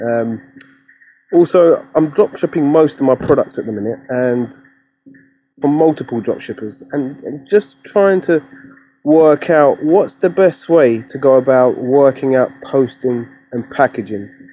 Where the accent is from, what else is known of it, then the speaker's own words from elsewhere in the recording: London, United Kingdom; I'm from London in the U K